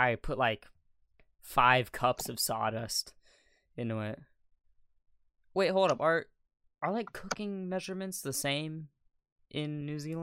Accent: United States; I'm American

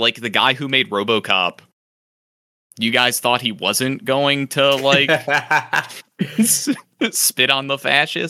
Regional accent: Buenos Aires, Argentina; I'm from Buenos Aires, and I say, kill them all.

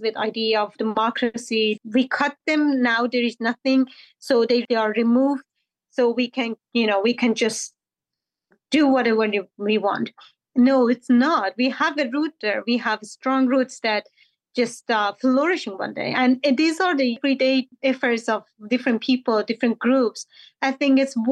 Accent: Afghanistan; now in Washington, DC, United States; I'm from Afghanistan

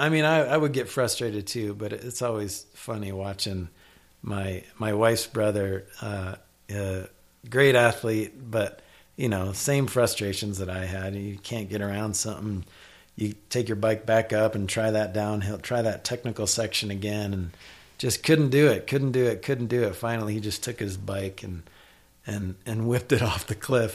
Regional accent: Iowa, United States; moved away; I grew up in Iowa

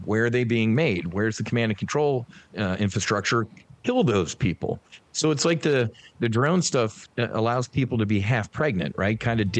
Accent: New Jersey, United States; moved down to South Jersey, the Jersey Shore. The good one, not the MTV one. And me and my little sister were born in South Jersey. So kind of raised down there. And then growing up, Irish Catholic altar boy type of kid. All boys, Catholic high schools.

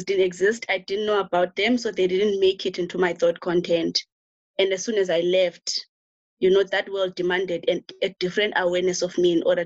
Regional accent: rural Eastern Cape, South Africa; I'm actually village raised. So I was born in the Eastern Cape, rural Eastern Cape, like very rural Eastern Cape.

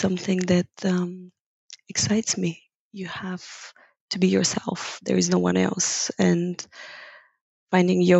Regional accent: Bulgaria; first language Bulgarian; English is a second language; moved away as an adult; now in Amsterdam, Netherlands; I'm originally from Bulgaria.

